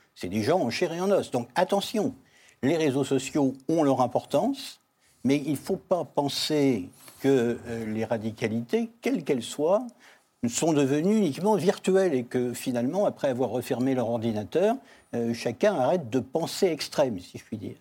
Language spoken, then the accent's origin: French; France; en tant que Français et en tant que Juif